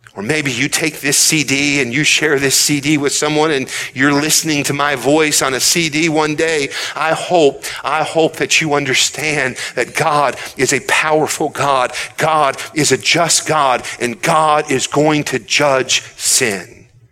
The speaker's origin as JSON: {"language": "English", "country": "United States", "said": "as American people. I believe this our country is great"}